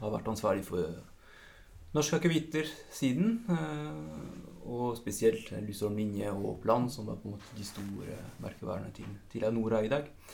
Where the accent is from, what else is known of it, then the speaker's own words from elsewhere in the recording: France; accent: French; Norwegian is a second language; moved away as an adult; now in Norway; jeg har faktisk jo bodd like lenge i Norge som i Frankrike. Aksenten blir ikke helt borte